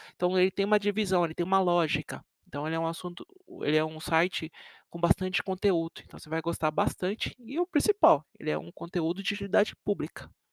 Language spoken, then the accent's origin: Portuguese; Osasco, São Paulo, Brazil; now in Sorocaba, Brazil; eu nasci em São Paulo, cresci perto da divisa, eu morei em Osasco, eu cresci em Osasco, quase na divisa com São Paulo.